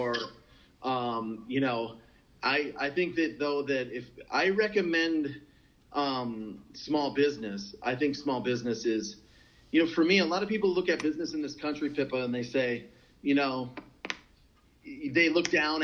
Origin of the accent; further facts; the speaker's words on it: North Dakota, United States; I'm from North Dakota, farm family, you know, manufacturing family, kind of practical people.